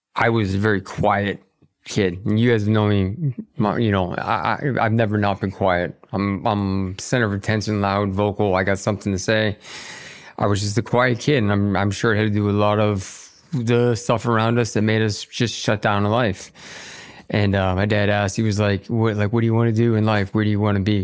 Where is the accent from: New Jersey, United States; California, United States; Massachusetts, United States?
Massachusetts, United States; Boston; we were growing up in Boston